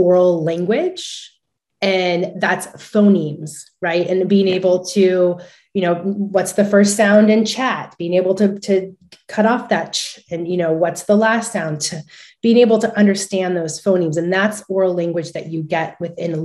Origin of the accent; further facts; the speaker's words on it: California, United States; I'm from California